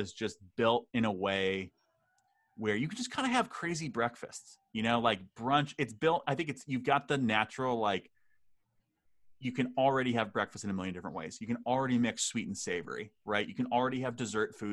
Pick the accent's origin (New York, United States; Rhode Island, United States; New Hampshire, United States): New Hampshire, United States; Hanover; the buffet in my hometown, the Everything EBAs, Everything But Anchovies, closed down. It was a Hanover classic